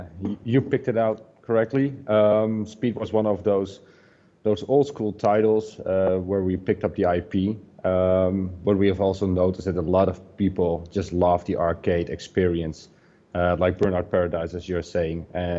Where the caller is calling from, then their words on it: Netherlands; English is a second language; I'm calling from Holland. One of our offices is located in Assen. It's the top of Holland.